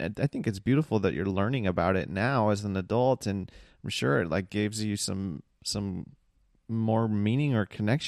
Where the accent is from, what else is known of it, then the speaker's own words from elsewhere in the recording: United States; Yes, I'm American as fuck, you know, whitewashed in quotation marks.